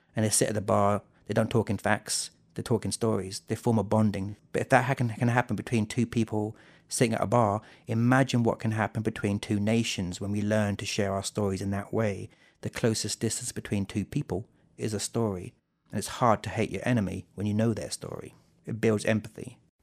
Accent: South England, United Kingdom; now in Jonesborough, United States; I grew up in South England, I was born in nineteen seventy-six.

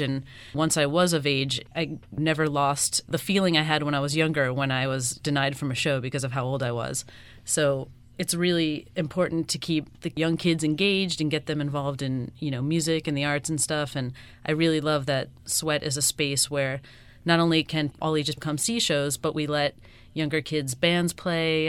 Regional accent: Miami, Florida, United States; I'm from here and I wanted my hometown to have one

